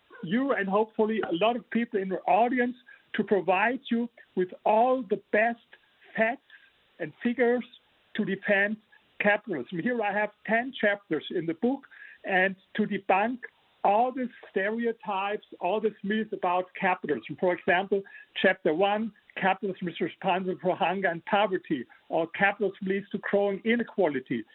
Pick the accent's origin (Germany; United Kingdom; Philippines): Germany; English is a second language; You hear my accent, I'm from Germany